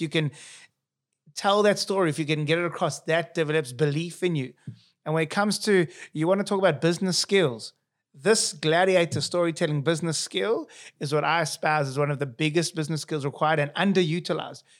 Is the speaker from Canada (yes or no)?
no; South Africa; accent: South African; moved away; here's my accent, South African.